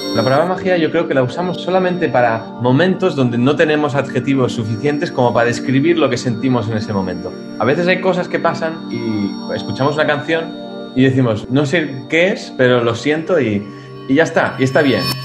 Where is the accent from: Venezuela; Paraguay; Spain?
Spain; moved away; also born or lived in Germany; yo soy español